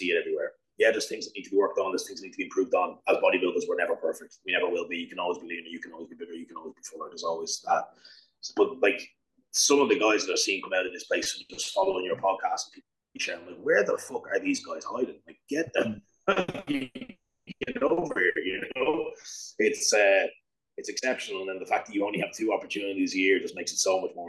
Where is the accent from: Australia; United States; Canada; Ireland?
Ireland; now in United Kingdom; So I'm not actually from the UK. I am actually Irish. I just live in the UK.